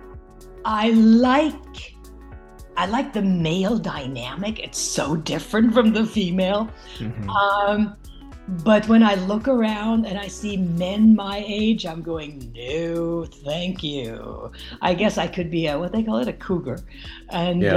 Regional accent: Norway; English is a second language; moved away as an adult; growing up in Europe

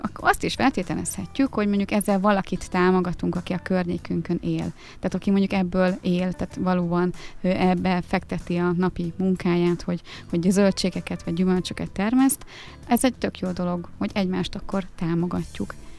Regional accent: Dömsöd, Pest, Hungary; Én egy Dunaparti kis faluban nőttem fel, Dömsödön.

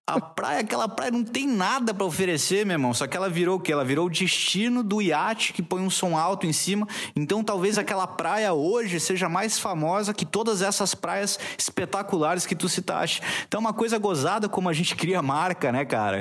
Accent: Florianópolis, Santa Catarina, Brazil; moved away as an adult; also born or lived in Chapada dos Guimarães, Mato Grosso; Eu sou manezinho aqui de Floripa, mas filho de gaúcha

